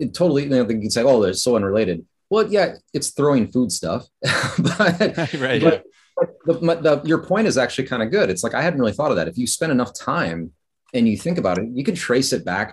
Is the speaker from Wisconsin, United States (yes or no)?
yes; Wisconsin, United States; moved away; I'm from Wisconsin